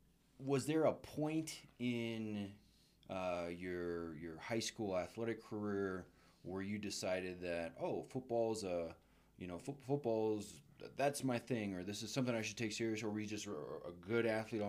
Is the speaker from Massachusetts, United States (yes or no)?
no; Apache Junction, Arizona, United States; in 2005 when I came here as a runny nose runt out of Apache Junction, Arizona